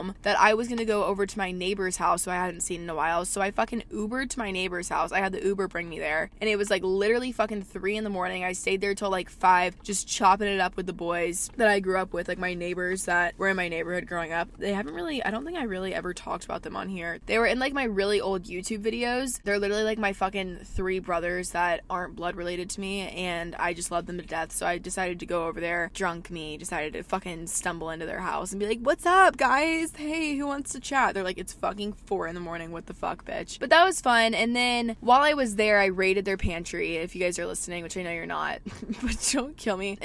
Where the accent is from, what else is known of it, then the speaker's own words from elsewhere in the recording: Georgia, United States; moved away; I am currently in Georgia right now, actually. I'm back up in my hometown